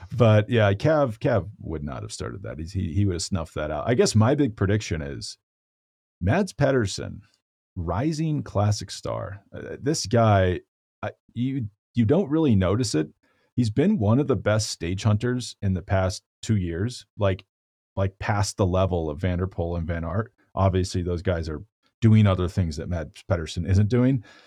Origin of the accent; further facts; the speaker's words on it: Boulder, Colorado, United States; my hometown of Boulder, Colorado